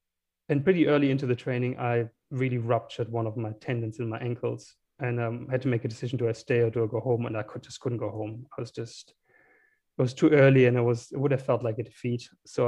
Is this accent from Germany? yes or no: yes; Heidelberg, Baden-Württemberg, Germany; small town called Heidelberg, close to Frankfurt.